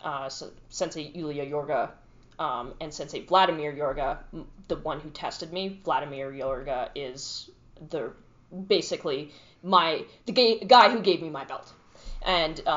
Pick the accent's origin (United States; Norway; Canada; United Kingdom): Canada; Medicine Hat, Alberta; So I was originally born and raised in Medicine Hat, Alberta, and so I grew up there my entire life.